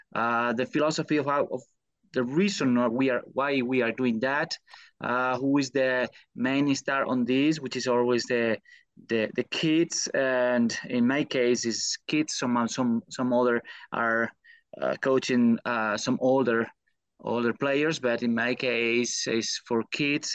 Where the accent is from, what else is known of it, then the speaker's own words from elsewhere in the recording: Spain; English is a second language; moved away as an adult; now in United States; I come from Spain